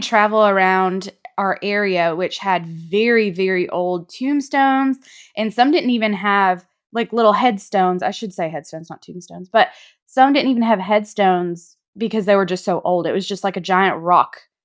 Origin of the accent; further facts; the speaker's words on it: North Alabama, United States; we grew up in North Alabama